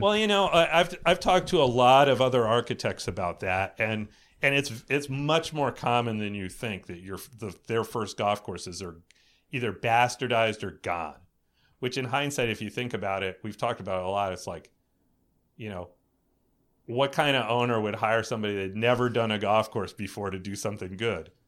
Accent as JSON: {"language": "English", "region": "East Coast", "country": "United States", "tie": "born or raised there", "said": "I grew up on the East Coast"}